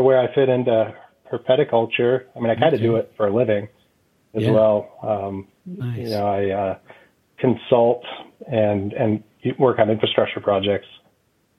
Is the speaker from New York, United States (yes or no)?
yes; New York, United States; I grew up in New York